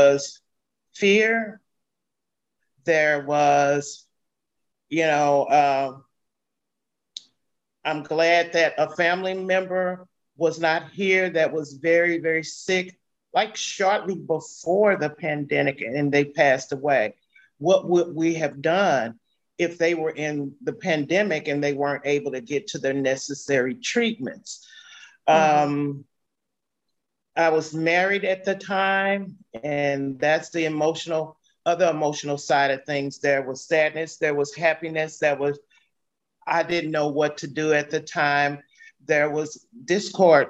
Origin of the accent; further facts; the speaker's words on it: St. Louis, Missouri, United States; I was born and raised here in St. Louis, Missouri